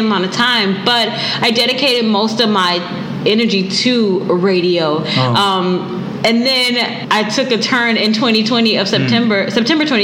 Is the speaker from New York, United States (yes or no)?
no; Houston, Texas, United States; moved away as an adult; now in Guam; I'm originally from Houston, Texas. I've been residing on Guam for about 6 years now